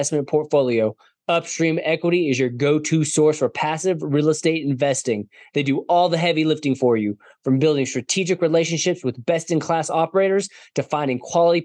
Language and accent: English; Denver, Colorado, United States; in Colorado, the Denver area, which is my hometown